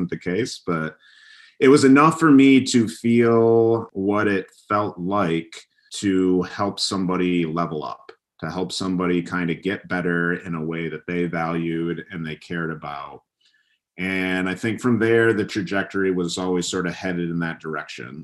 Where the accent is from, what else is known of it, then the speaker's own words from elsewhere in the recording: Michigan, United States; I grew up in Michigan, you know, a state in the Midwest of the U.S.